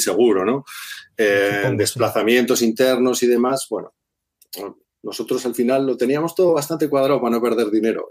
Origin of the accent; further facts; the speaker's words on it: Zaragoza, Aragon, Spain; now in Asturias, Spain; yo soy de Zaragoza, pero llevo 20 años o 20 y tantos años viviendo aquí